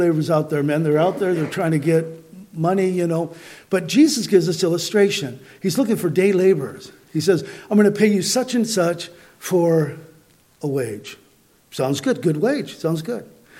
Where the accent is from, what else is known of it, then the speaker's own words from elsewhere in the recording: Southern California, United States; I grew up in Southern California